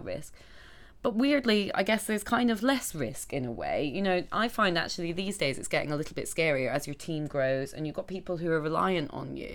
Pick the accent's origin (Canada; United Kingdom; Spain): United Kingdom; Scotland; now in London, United Kingdom; I grew up in Scotland, and all mm-hmm. my family are up there